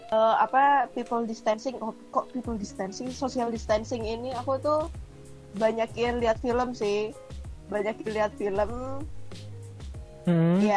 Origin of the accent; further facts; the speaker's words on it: Jember, East Java, Indonesia; also born or lived in Jakarta; orang Jember iya dah ya orang Jember kayak gedenya tuh di Jember